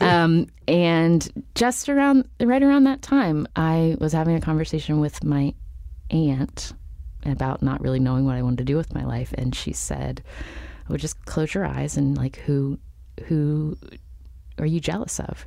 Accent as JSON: {"language": "English", "town": "Charleston", "region": "West Virginia", "country": "United States", "tie": "born or raised there", "also_born_or_lived": "Palo Alto", "moved": "as an adult", "said": "I grew up in Charleston, which is the capital city of West Virginia"}